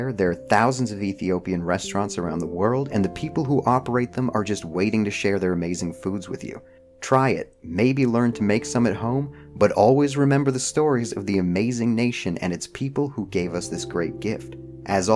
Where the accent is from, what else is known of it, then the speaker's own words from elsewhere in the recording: Canada; now in United States; I was born in Canada, I live in the United States